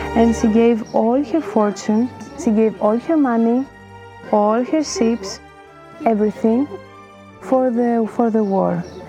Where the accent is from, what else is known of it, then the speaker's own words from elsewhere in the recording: Spetses, Attica, Greece; moved away; also born or lived in Ligourio, Argolis, Greece; I'm from Spetsis